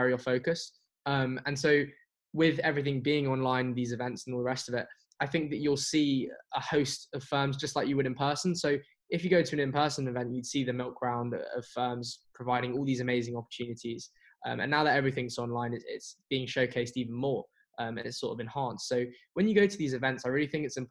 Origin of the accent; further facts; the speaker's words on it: London, United Kingdom; I'm from London and I live in London